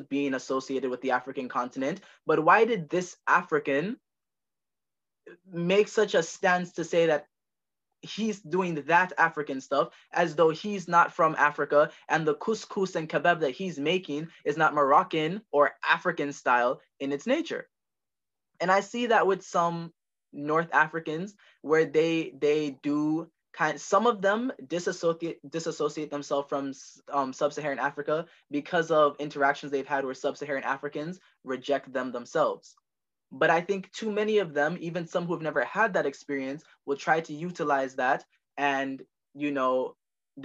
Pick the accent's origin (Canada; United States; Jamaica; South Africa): Jamaica; I am from Jamaica, which would make me Caribbean